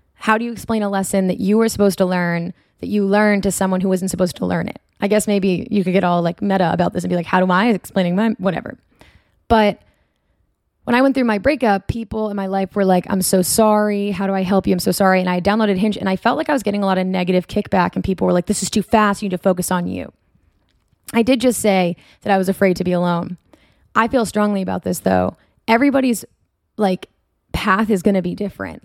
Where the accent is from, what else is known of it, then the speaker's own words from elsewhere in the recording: Marblehead, Massachusetts, United States; moved away as an adult; also born or lived in Portsmouth, New Hampshire / North Boston area; now in California, United States; I'm from Marblehead, Massachusetts. It is idyllic to say the least. It's beautiful.